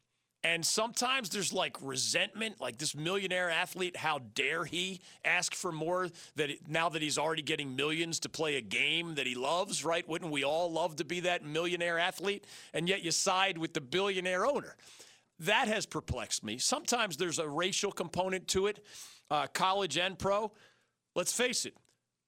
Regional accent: Philadelphia, Pennsylvania, United States; also born or lived in New Jersey; now in North Carolina, United States; Growing up in Philly

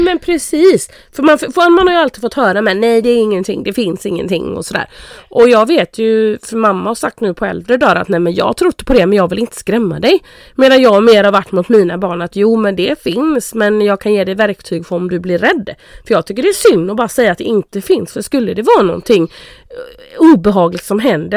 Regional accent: Karl Gustav, Sweden; hemma i Carl Gustav i vårt hus när jag bodde i, nere i källaren sen när jag fixade mitt rum där

